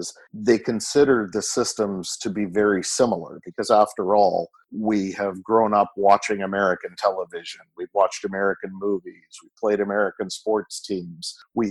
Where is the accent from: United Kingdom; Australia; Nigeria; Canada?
Canada; moved away as an adult; also born or lived in Alberta, Canada / Arizona, United States; now in United States; I'm a Canadian living in America. I am a lawyer by background. I practiced law up in Canada, up in Alberta, Canada, specifically for about 17 years. I came down to the U.S. In or around 2015